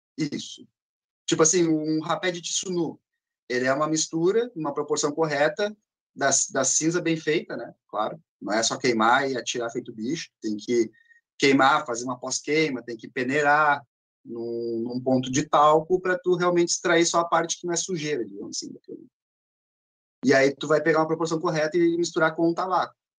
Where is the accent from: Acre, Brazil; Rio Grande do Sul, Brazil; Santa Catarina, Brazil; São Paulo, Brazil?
Rio Grande do Sul, Brazil; Porto Alegre; sou natural de Porto Alegre, andei um pouquinho pelo estado